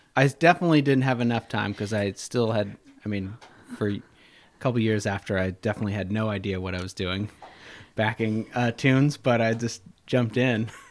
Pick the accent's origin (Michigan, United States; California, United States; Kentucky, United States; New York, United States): Kentucky, United States; Louisville; now in Saratoga, United States; I grew up in near outside Louisville, Kentucky